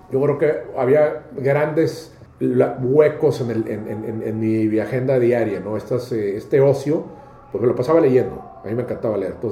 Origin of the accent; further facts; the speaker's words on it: Houston, Texas, United States; born there; Yo soy, yo, eh, tres de mis hermanos nacimos en Houston.